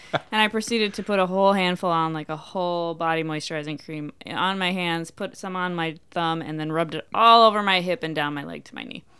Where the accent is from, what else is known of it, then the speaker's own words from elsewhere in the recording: Minnesota, United States; moved away; I grew up in Minnesota